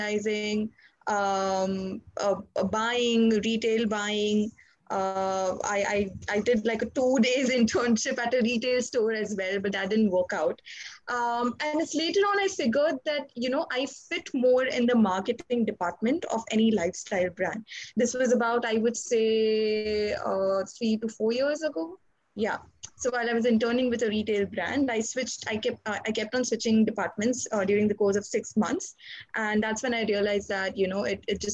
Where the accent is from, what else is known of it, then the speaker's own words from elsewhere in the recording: India; I'm from India